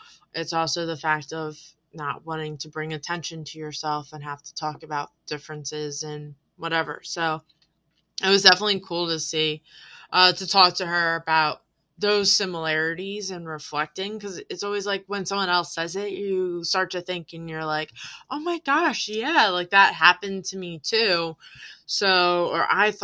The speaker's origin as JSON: {"language": "English", "town": "Voorhees", "region": "New Jersey", "country": "United States", "tie": "born or raised there", "said": "I grew up here in Voorhees."}